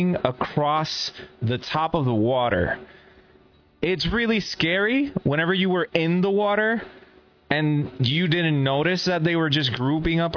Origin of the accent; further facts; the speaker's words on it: Puerto Rico; moved away; I am from Puerto Rico. Puerto Rico is an island in the Caribbean that is surrounded by water